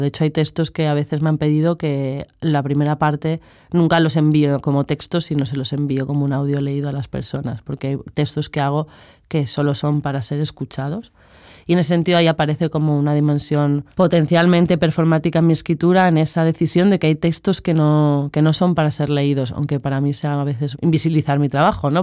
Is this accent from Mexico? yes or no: no; Madrid, Community of Madrid, Spain; moved away as an adult; now in Barcelona, Spain; vengo de Madrid y estudio filosofía